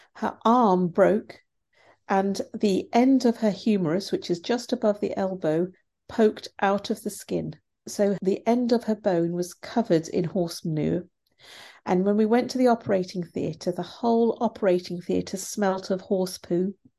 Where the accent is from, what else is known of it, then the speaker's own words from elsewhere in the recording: India; now in United Kingdom; I'm from India originally and my grandparents were poor farmers